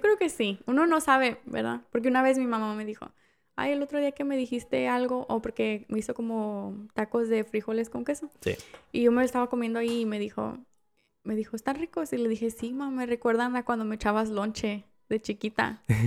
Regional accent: Mexico; now in United States; soy la única mexicana

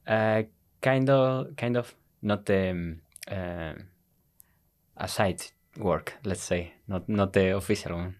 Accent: Tenerife, Canary Islands, Spain; English is a second language; moved away as an adult; also born or lived in Madrid, Spain; now in Iceland; was born in Madrid, mm-hmm. but uh, we moved uh, to Tenerife when I was uh, eight years old.

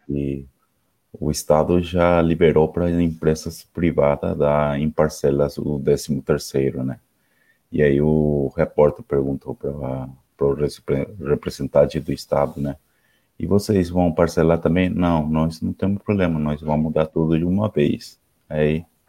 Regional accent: Ciudad del Este, Alto Paraná, Paraguay; eu sou do Paraguai, cidade do leste. Fronteira com Foz de Iguaçu.

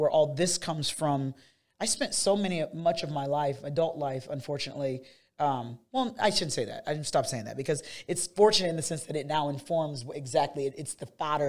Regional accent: Fort Wayne, Indiana, United States; also born or lived in Illinois; Fort Wayne

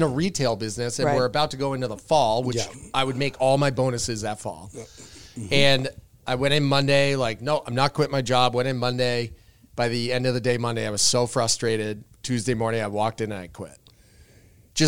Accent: Cape Cod, Massachusetts, United States; one of my best friends I grew up with on the Cape

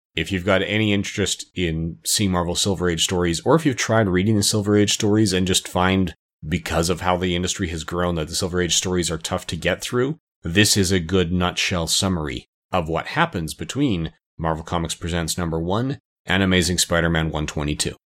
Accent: Canada; as a Canadian, but born in the seventies

